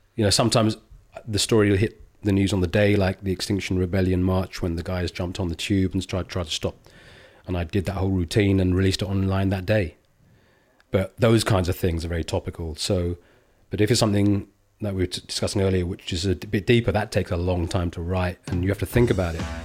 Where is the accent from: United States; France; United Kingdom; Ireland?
United Kingdom; England; when I grew up, I was born in the seventies, mid-seventies. It was very diff-, England was a very different place